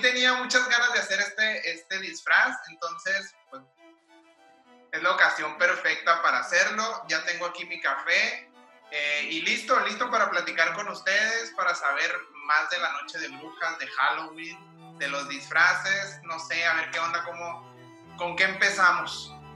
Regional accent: Mexico; siendo mexicano

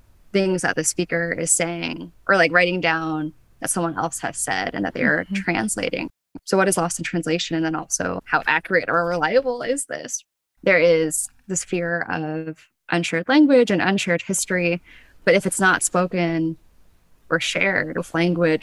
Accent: United States; I was born in the United States. My family came here because of, you know, post-Vietnam War.

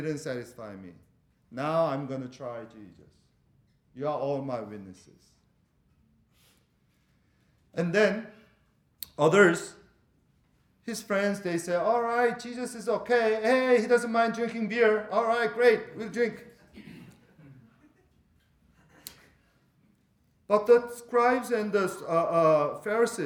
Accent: Venezuela; moved away; I'm from Venezuela

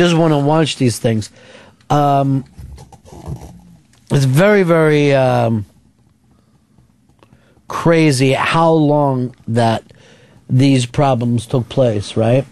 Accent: Chichester, Pennsylvania, United States; also born or lived in Chester, Pennsylvania; my whole block was built at the same time when we moved from Chester into Chichester

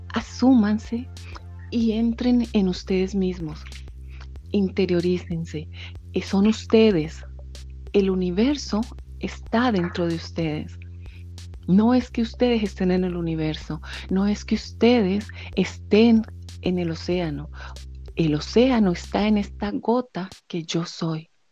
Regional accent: Colombia; now in France; soy colombiana realmente

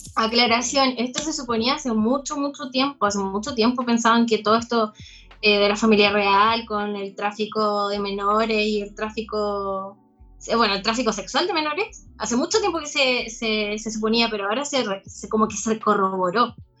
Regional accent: San Pedro de la Paz, Biobío, Chile; Soy de San Pedro

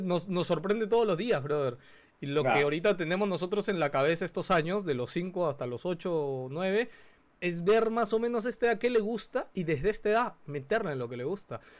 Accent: Peru; La cultura peruana también es mucho de eso, o sea, nuestros padres

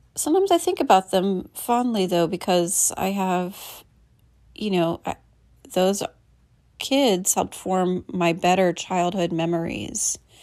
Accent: Midwest, United States; moved away; I'm from the Midwest

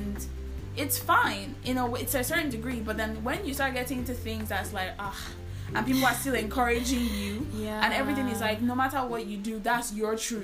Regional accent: Nigeria; moved away as an adult; as a Nigerian, you're never going to feel as comfortable as you will feel back

